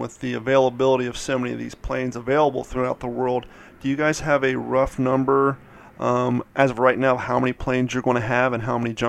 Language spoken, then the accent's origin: English; Columbus, Ohio, United States; I'm from Columbus